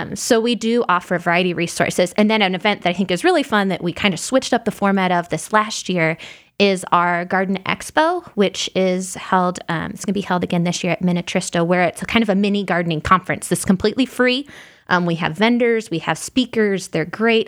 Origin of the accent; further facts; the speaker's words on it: Illinois, United States; now in Indiana, United States; I grew up in Illinois, so not in Indiana